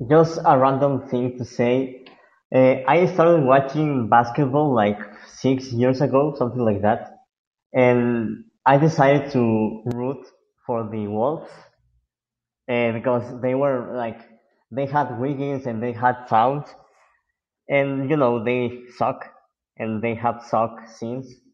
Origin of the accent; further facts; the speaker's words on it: Mexico; I'm not I'm not from the from the U.S. I'm from Mexico.